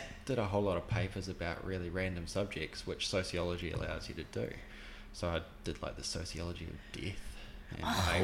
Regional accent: Timaru, Canterbury, New Zealand; now in Hawke's Bay, New Zealand; I grew up five minutes from Timaru in the schoolhouse of Salisbury School

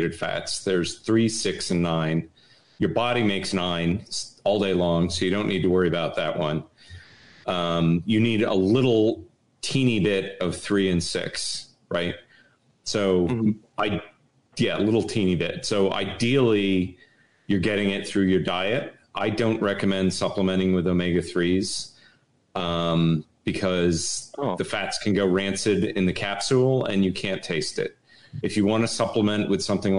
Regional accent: Connecticut, United States; I grew up in Connecticut

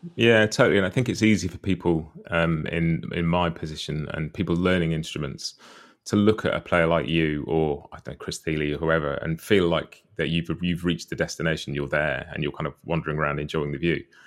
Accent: United Kingdom; a British guy who didn't grow up around bluegrass or much American music at first at all

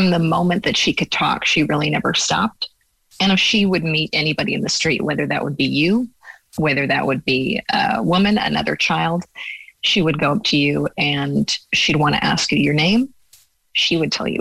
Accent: Los Angeles, California, United States; moved away as an adult; now in West Cork, Ireland; I grew up in Los Angeles

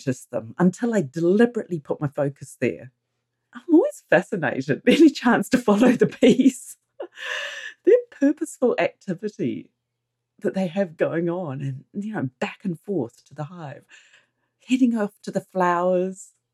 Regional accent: New Zealand; I'm a Kiwi, and here in New Zealand people surf.

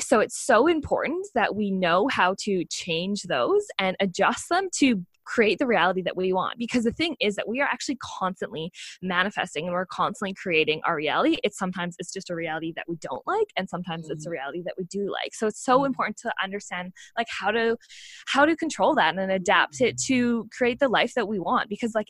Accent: Australia; So I'm really proud to say that I am an Australian Olympian. And you might be finding that a little bit funny because I know I'm sure everyone hears my accent

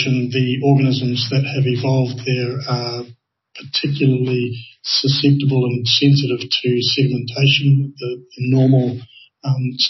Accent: New Zealand; I come from New Zealand

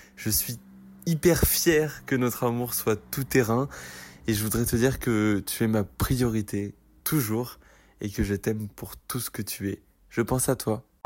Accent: Champagne-Ardenne, Grand Est, France; now in Paris, France; je suis originaire de Champagne-Ardenne et je vis à Paris

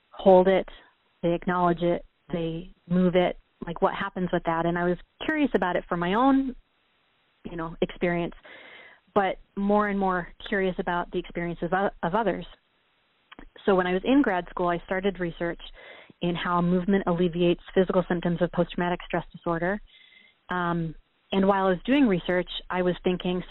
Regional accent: Michigan, United States; moved away as an adult; also born or lived in New York / Los Angeles / Chicago; we're both originally from Michigan

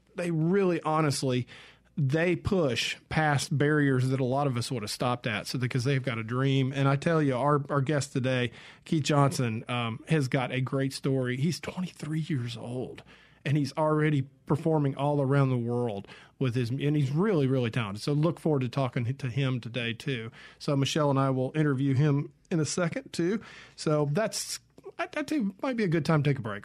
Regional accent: Georgia, United States; I grew up in Georgia, for instance, in a completely different music scene over there

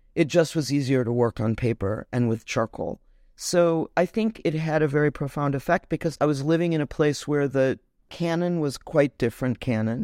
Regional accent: Chicago, Illinois, United States; also born or lived in Detroit, Michigan; now in New York, United States; I grew up in Chicago

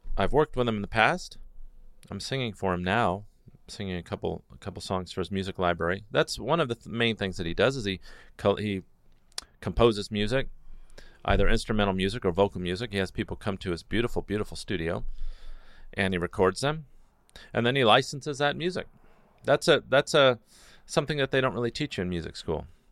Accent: Newport Beach, California, United States; I grew up in Newport Beach

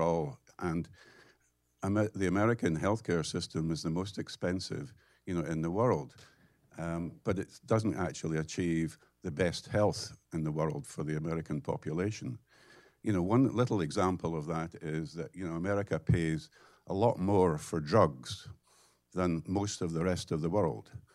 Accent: United Kingdom; accent: British; now in United States; as you can tell from the accent, you know, I'm British

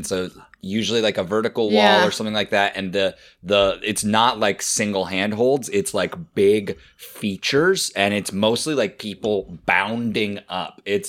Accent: United States; as an American audience.

